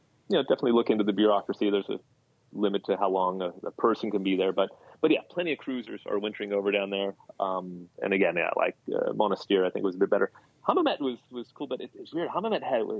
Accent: United States; being American

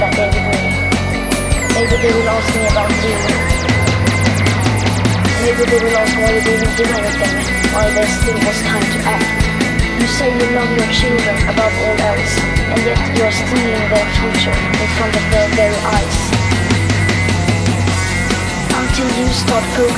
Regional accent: Sweden; I'm 50 years old and I'm from Sweden

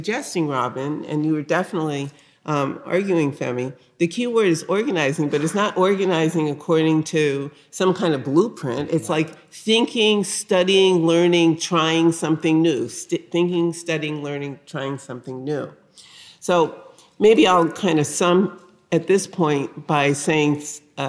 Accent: New Haven, Connecticut, United States; I grew up in the North. I grew up in New Haven, Connecticut, a working class neighborhood

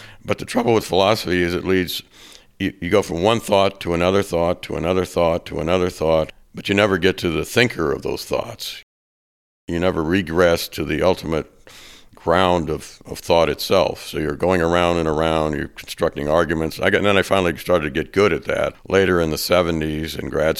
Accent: California, United States; now in Arizona, United States; I'm from the West. I'm from California

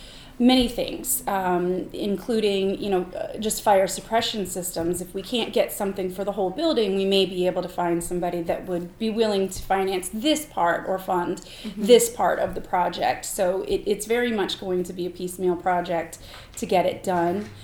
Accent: North Carolina, United States; also born or lived in Amherst, New Hampshire; now in Mount Vernon, United States; I've lived in 6 different states, and I grew up in North Carolina

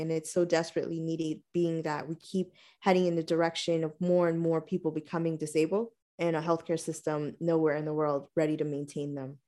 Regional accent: New York, United States; right here in my hometown.

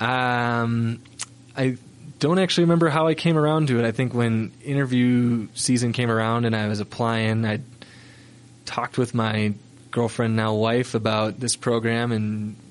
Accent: Minnesota, United States; moved away as an adult; now in Salt Lake City, United States; I grew up skiing on 300 feet of vertical in Minnesota

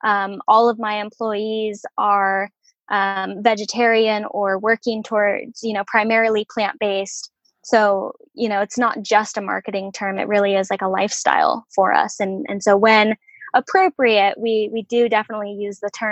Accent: Salem, Oregon, United States; Salem is my hometown

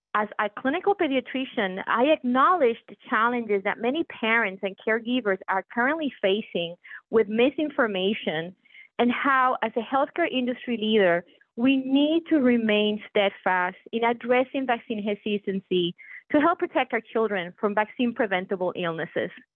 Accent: Puerto Rico; moved away as an adult; now in Pittsburgh, United States; when people ask me where my accent comes from, I proudly share with them that I was born and raised in Puerto Rico.

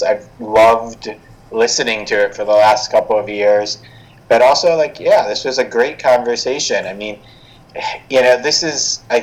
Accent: Boston, Massachusetts, United States; I was born in Boston and raised

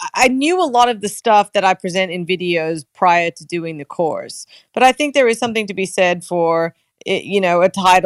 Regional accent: Australia; accent: Australian; moved away; my Australian accent

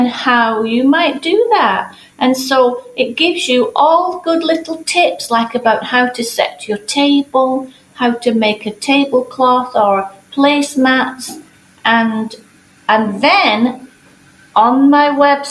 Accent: England, United Kingdom; moved away; I grew up in England

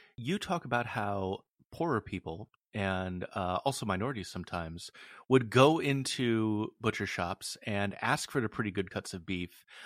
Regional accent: West Coast, United States; I'm from the West Coast

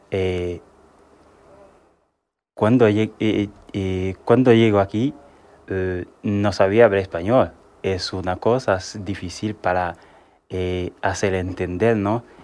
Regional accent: Haiti; moved away as an adult; now in Spain; tengo 27 años, soy de Haití. De Haití. Eh, llevo aquí en España eh, un año

